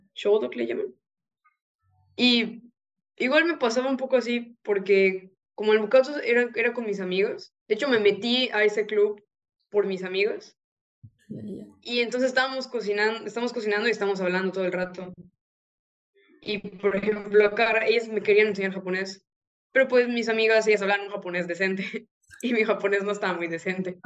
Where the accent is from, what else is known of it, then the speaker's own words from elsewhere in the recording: Yucatán, Mexico; yo soy de México, del estado de Yucatán.